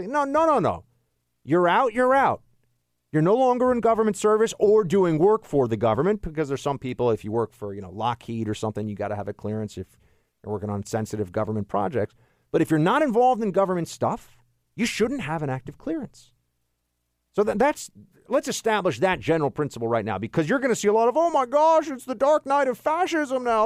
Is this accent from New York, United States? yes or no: yes; New York City, New York, United States; now in Washington, D.C., United States; the Big Apple, uh, my hometown